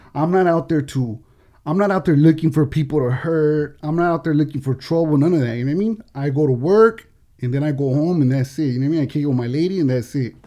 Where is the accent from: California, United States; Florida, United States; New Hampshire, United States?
California, United States; Oxnard; I'm from El Rio gang, right? So in Oxnard